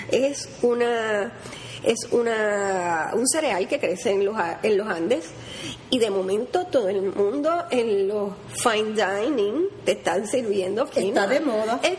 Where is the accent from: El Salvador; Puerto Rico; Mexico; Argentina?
Puerto Rico; miren no, nosotros somos caribeños a mí me encantan los plátanos maduros. Yo no puedo. Las alcapulas